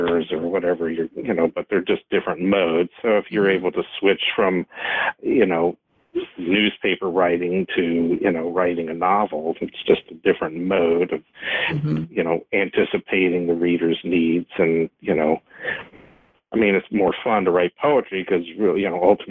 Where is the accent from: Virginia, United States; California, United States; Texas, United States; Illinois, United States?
Virginia, United States; Woodbridge; I grew up in Woodbridge, which is just south of D.C. on 95, and so, you know, I'm from this area